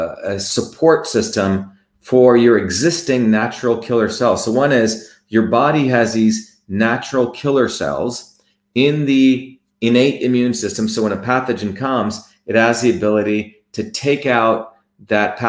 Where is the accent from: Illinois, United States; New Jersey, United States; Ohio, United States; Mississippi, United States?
New Jersey, United States; I came to the United States and I found out growing up in New Jersey